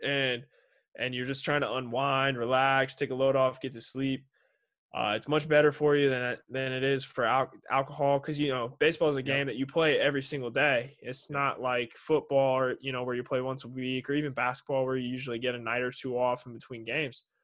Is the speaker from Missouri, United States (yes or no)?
yes; Kansas City, Missouri, United States; I'm from Kansas City